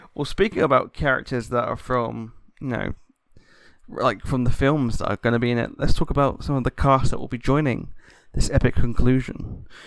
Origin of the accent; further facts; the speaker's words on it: United Kingdom; I'm a Brit